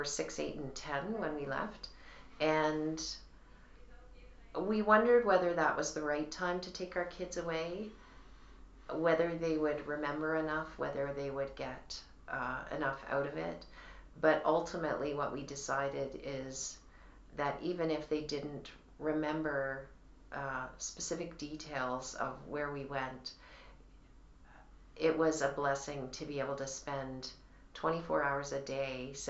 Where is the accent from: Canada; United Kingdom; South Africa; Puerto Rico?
Canada